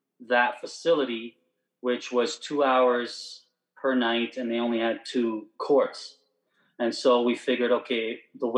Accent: Vaughan, Ontario, Canada; So we're from Toronto, Ontario, Canada, Vaughan, smaller, subpart

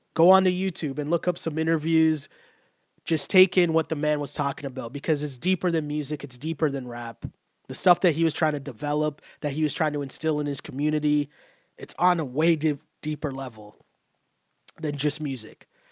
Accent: Toronto, Ontario, Canada; I grew up in Toronto.

